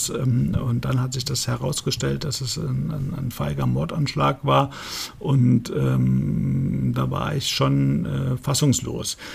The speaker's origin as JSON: {"language": "German", "town": "Frankfurt", "region": "Hesse", "country": "Germany", "tie": "born or raised there", "said": "Ich bin in Frankfurt aufgewachsen. Ich bin äh, den Goethe-Turm äh, jeden Tag hochgekleppert. Ich bin da wirklich in Frankfurt Oberat an der Stadtgrenze zu Offenbach äh, groß geworden."}